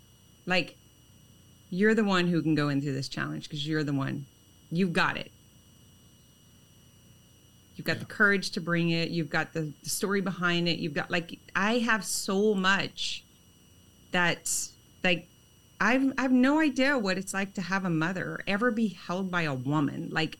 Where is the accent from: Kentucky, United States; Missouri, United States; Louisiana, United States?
Louisiana, United States; an hour from Lake Charles; I'm an hour from Lake Charles.